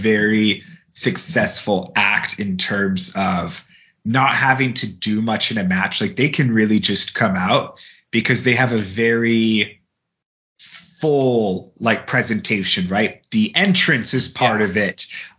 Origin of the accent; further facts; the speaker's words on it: Seattle, Washington, United States; moved away as an adult; I am from Seattle, so you know, I moved away in December